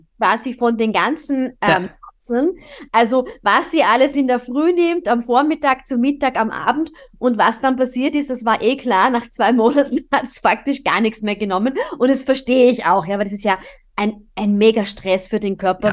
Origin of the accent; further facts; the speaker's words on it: Austria; bei uns in Österreich